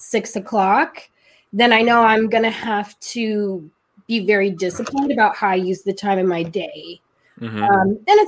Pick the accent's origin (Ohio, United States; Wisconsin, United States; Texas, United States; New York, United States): Ohio, United States; No, I'm from Ohio.